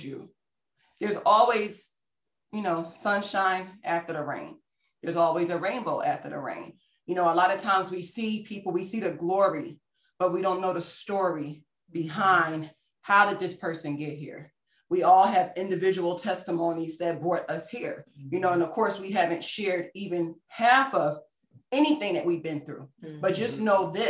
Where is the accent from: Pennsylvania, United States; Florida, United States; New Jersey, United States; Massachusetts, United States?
Pennsylvania, United States; Philadelphia; moved away as an adult; also born or lived in Germany; I grew up in Philadelphia